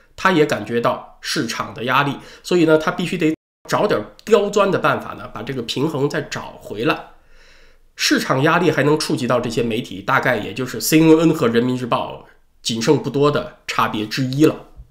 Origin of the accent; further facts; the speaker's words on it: China; 黑钱它和我们中国人所说的黑钱呢有点区别